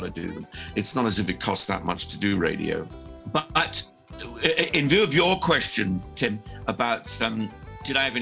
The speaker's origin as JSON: {"language": "English", "town": "Birmingham", "region": "West Midlands", "country": "United Kingdom", "tie": "born or raised there", "also_born_or_lived": "Bristol", "said": "I was born in Bristol, you know, a coastal town, and grew up in Birmingham"}